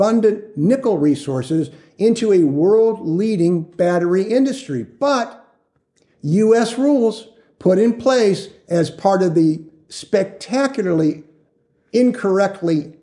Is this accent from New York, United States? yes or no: no; Chagrin Falls, Ohio, United States; moved away; also born or lived in Phoenix, Arizona; I grew up in Cleveland area, a place called Chagrin Falls, Ohio, and it's right in the Rust Belt